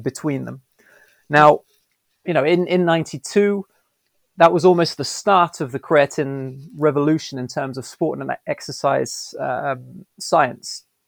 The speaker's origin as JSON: {"language": "English", "country": "Belgium", "tie": "born or raised there", "also_born_or_lived": "United Kingdom", "moved": "as an adult", "lives_now": "São Paulo, Brazil", "said": "growing up in Belgium, I grew up with um, English and Dutch at home, French at school."}